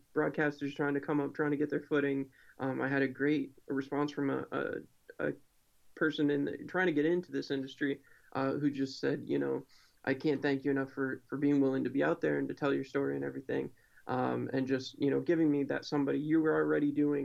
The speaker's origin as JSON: {"language": "English", "town": "Binghamton", "region": "New York", "country": "United States", "tie": "born or raised there", "said": "I grew up in Binghamton, New York"}